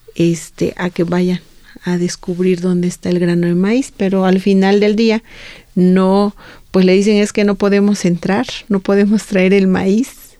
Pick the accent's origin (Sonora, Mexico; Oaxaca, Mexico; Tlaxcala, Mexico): Oaxaca, Mexico; Santo Domingo Chontecomatlán; hay un cerro sagrado allá, en, sobre todo en mi pueblo, en Santo Domingo Matlán